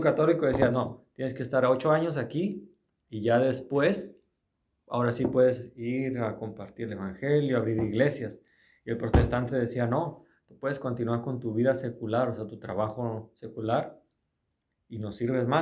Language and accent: Spanish; Mexico